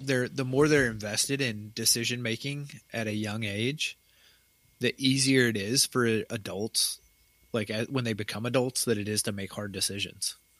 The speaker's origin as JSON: {"language": "English", "region": "Tennessee", "country": "United States", "tie": "born or raised there", "moved": "yes", "said": "where I grew up in Tennessee"}